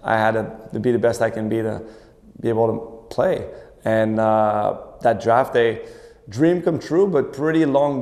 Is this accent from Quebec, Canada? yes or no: yes; Montreal, Quebec, Canada; I'm from Montreal